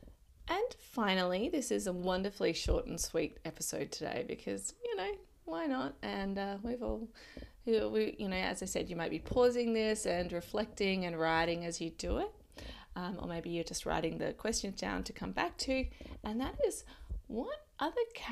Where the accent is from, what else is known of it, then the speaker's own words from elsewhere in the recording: Adelaide, South Australia, Australia; moved away; I lived in Adelaide. I'm from Adelaide.